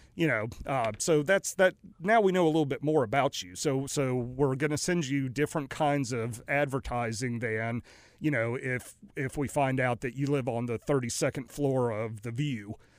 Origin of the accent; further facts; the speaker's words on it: Raleigh, North Carolina, United States; also born or lived in New Orleans / Greenville, North Carolina / Greensboro; now in Mooresville, United States; grew up for the most part and went to school in Raleigh, Durham